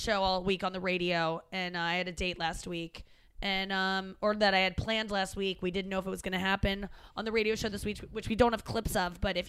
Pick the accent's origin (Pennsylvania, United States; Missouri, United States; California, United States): Missouri, United States; St. Louis; also born or lived in Cincinnati; I only lived there till I was 6. St. Louis is where I've been longer. Yes. St. Louis is my hometown.